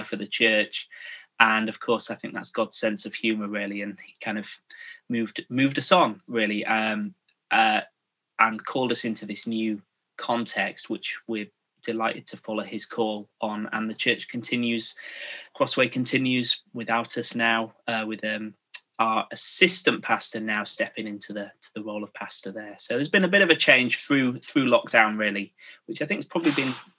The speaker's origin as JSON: {"language": "English", "town": "Scarborough", "region": "Yorkshire and the Humber", "country": "United Kingdom", "tie": "born or raised there", "also_born_or_lived": "Birmingham", "moved": "as an adult", "said": "I grew up in Scarborough in North Yorkshire. So I'm a Yorkshireman"}